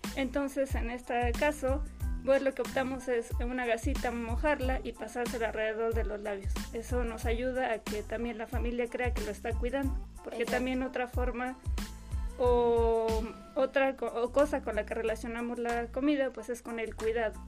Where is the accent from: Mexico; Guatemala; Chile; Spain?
Mexico